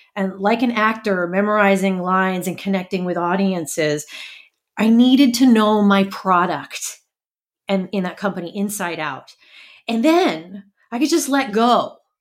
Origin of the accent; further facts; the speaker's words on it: New York City, New York, United States; I was born in Brooklyn in the early seventies